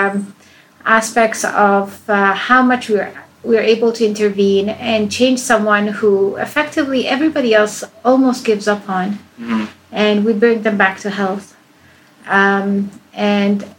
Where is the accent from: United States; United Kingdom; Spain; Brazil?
Spain; also born or lived in Iran; I was born in Iran. And I left that country as a child. I grew up in Spain.